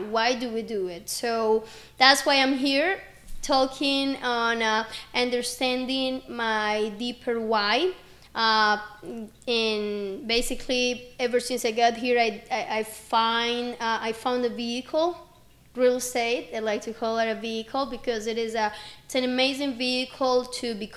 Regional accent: Medellín, Antioquia, Colombia; English is a second language; moved away as an adult; now in Orlando, United States; I'm originally from Medellin, Colombia, and I came here in 2016. I was 18, just about to turn

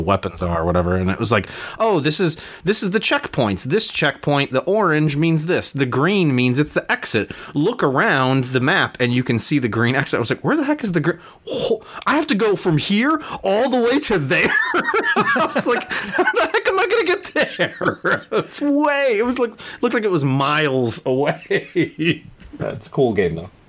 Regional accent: United States; I'm American. I only speak one, Mar- uh, one language

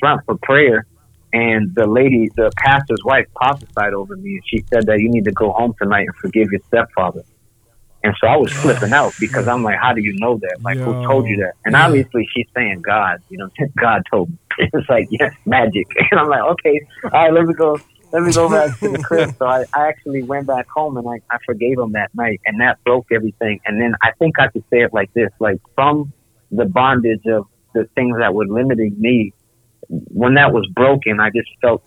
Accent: Rochester, New York, United States; moved away as an adult; also born or lived in Rhode Island / China; I'm from Rochester

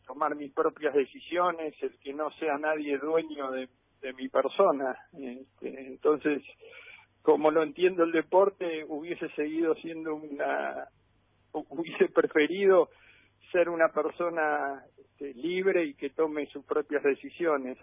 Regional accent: Argentina; como todo argentino he jugado al fútbol un montón

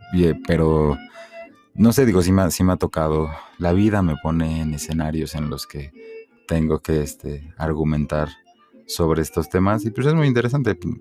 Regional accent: Mexico City, Mexico; soy un chilango, este, mm, mi, mi, padre es de Veracruz, mi madre es de Torreón y pues yo nací aquí.

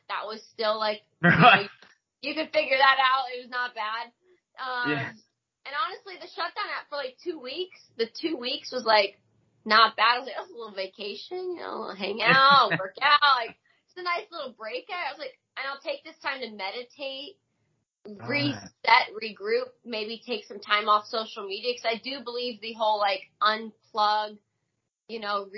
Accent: Hilton Head Island, South Carolina, United States; moved away as an adult; also born or lived in Hackettstown, New Jersey; now in Orlando, United States; I grew up most of my life in Beaufort, Hilton Head, South Carolina, so I just say that's where I'm from.

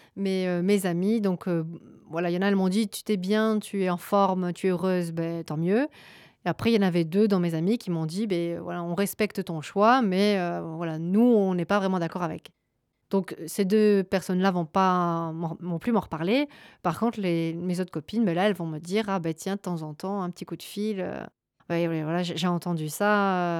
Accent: Gers, Occitania, France; moved away as an adult; also born or lived in Charente-Maritime; now in Belgium; je suis euh, originaire de la Charente-Maritime, puis j'ai grandi dans le Gers et euh, je suis arrivée en Belgique il y a à peu près 9 ans

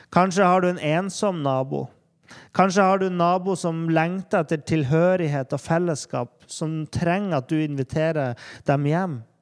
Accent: Norway; der vi er i Norge

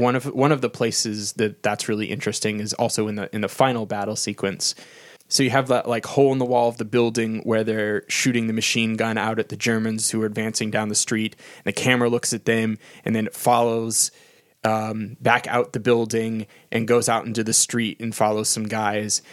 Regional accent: United States; I'm an American

